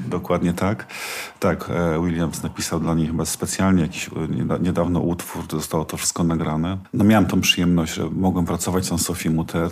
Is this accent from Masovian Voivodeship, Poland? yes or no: no; Silesian Voivodeship, Poland; Ja mieszkam, wychowałem się na Górnym Śląsku